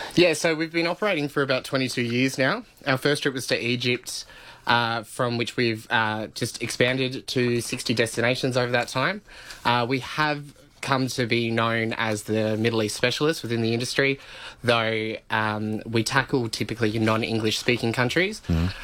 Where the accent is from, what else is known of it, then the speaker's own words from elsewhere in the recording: Alice Springs, Northern Territory, Australia; I'm from Alice Springs